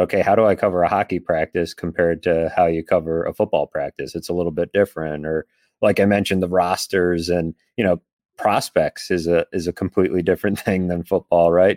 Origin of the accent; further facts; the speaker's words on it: Boston, Massachusetts, United States; now in Buffalo, United States; I grew up playing goalie, uh, in the Boston area